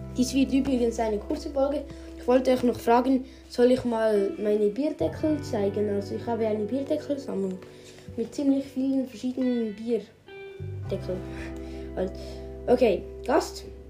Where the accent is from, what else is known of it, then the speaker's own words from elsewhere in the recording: Switzerland; Bei uns in der Schweiz